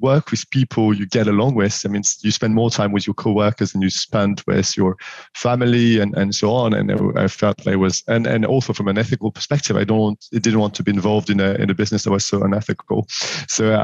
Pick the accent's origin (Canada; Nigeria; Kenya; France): France; accent: French; English is a second language; moved away as an adult; also born or lived in Paris, France / Morocco; as you will have guessed already from my accent, I'm French, 41 years old, born and raised in France